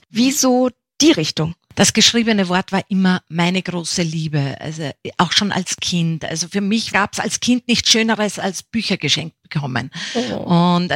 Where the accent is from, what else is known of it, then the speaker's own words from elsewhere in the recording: Upper Austria, Austria; also born or lived in Bavaria; weil mein Vater ist ja Niederösterreicher, 100 Kilometer Kilometer Wiener. Meine Mutter stammt aus Bayern und aufgewachsen bin ich dann in Oberösterreich.